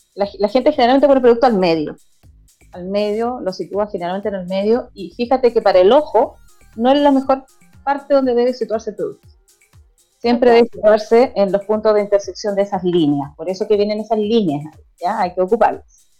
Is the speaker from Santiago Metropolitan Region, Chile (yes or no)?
no; Viña del Mar, Valparaíso, Chile; soy de Viña del Mar